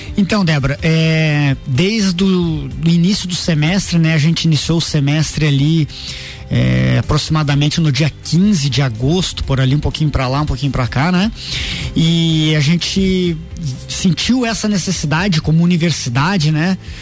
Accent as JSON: {"language": "Portuguese", "town": "Lages", "region": "Santa Catarina", "country": "Brazil", "tie": "born or raised there", "also_born_or_lived": "Caçador", "said": "eu sou natural de, da cidade de Caçador, mas com um, dois aninhos meus pais vieram aqui para Lages e eu, eu vim junto"}